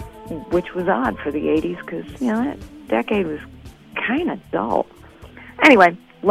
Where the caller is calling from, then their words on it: Evanston, Illinois, United States; I'm calling from Evanston.